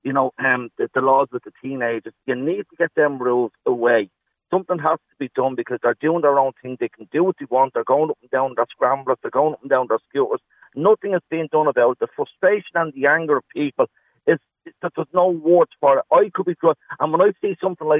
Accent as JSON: {"language": "English", "town": "Dublin", "region": "Leinster", "country": "Ireland", "tie": "born or raised there", "said": "I grew up in Ballyferm years ago."}